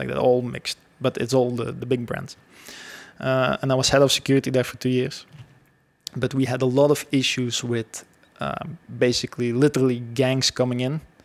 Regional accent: Belgium; I grew up actually in Belgium my whole life

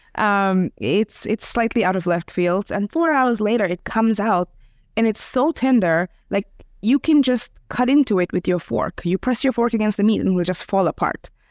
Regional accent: India; I'm, I'm Indian, but my, my husband is Serbian

